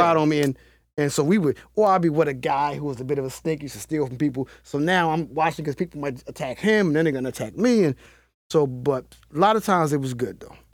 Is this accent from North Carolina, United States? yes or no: no; Baltimore, Maryland, United States; the Cherry Hill community in Baltimore City